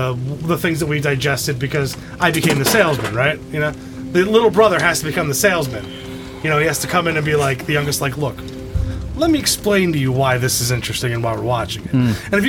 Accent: Bensalem, Pennsylvania, United States; my hometown, the episode, there's a segment where it takes place in Bensalem.

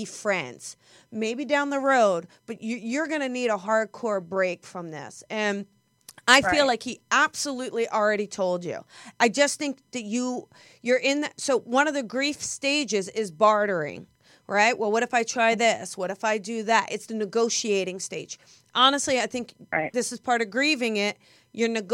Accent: New Jersey, United States; accent: Jersey; It's my Jersey accent.

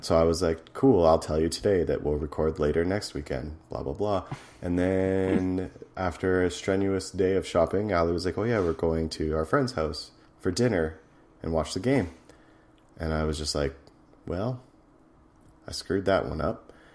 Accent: Edmonton, Alberta, Canada; my hometown, Edmonton

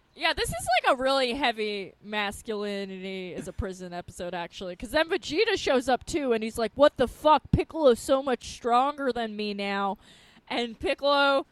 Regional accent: Long Island, New York, United States; where I grew up on Long Island

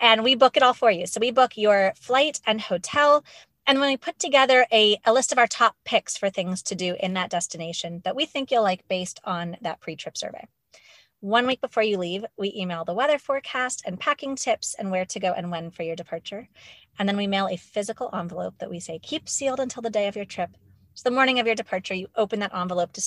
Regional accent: Pittsburgh, Pennsylvania, United States; I grew up in Pittsburgh, Pennsylvania

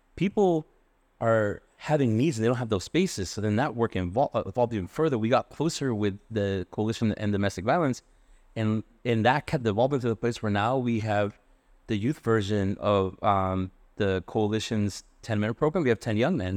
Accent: Worcester, Massachusetts, United States; moved away as an adult; now in Providence, United States; I was born in Worcester

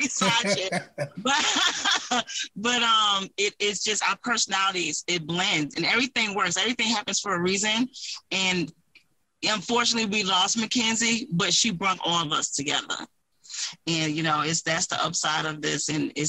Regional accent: South Carolina, United States; also born or lived in Queens; now in Duluth, United States; born South Carolina, raised, but I've been in Duluth, Georgia for 12 years now

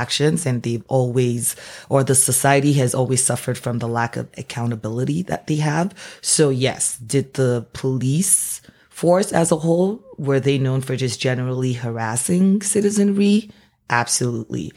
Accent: Nigeria; moved away as an adult; now in Canada; I am born and raised Nigerian. Uh, moved to Canada about sixteen years ago for university and never left.

